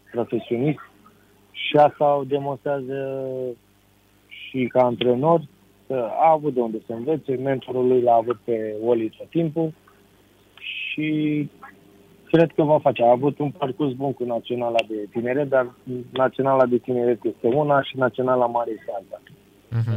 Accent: Romania; la noi în România

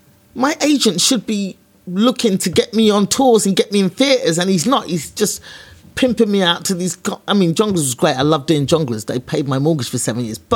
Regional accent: London, United Kingdom; I was a black girl from East London.

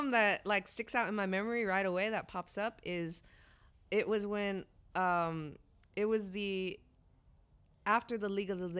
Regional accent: Bay Area, California, United States; growing up in the Bay Area, it's just so diverse that you're exposed to all types of genres.

